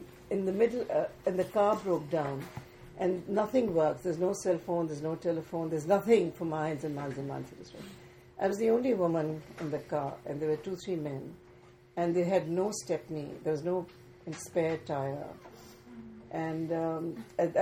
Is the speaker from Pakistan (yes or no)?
yes; Pakistan; I'm a Pakistani living in an urban area